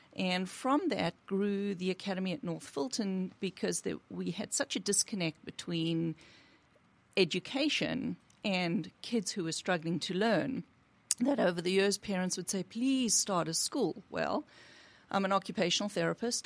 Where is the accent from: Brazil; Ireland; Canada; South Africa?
South Africa; now in United States; I'm originally from South Africa